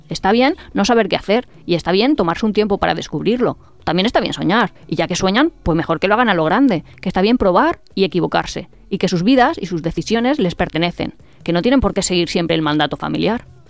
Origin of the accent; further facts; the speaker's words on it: Spain; nosotros como español